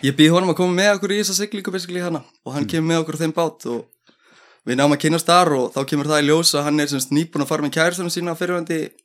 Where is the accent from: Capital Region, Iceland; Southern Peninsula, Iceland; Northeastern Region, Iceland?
Southern Peninsula, Iceland; Keflavík; also born or lived in Njarðvík; ég er enda fættur uppalinn allir í keflæk en ég flytti í Njárvíkunar